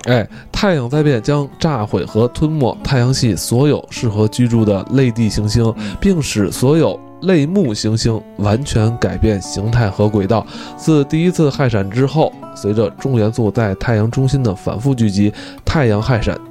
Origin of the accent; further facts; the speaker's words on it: China; 对于我一个中国人来说